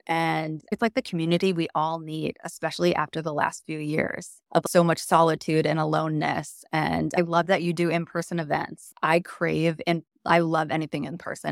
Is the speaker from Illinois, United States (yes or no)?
yes; Chicago, Illinois, United States; also born or lived in Wisconsin; now in New York, United States; I grew up in the Chicago suburbs